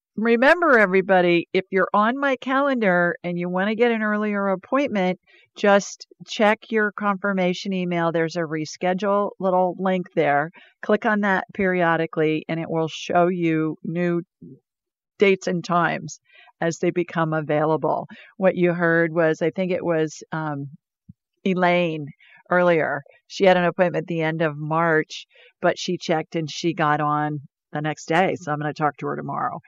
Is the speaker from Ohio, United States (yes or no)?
yes; Ohio, United States; moved away as an adult; also born or lived in Sioux Falls, South Dakota; I grew up in snow in Ohio